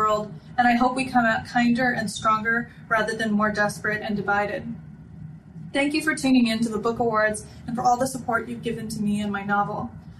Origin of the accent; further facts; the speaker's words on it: Los Angeles, California, United States; also born or lived in Bay Area, California; I was born and raised in California. I've been in Los Angeles most of my life and went to college in the Bay Area, and I don't expect I'll live anywhere else.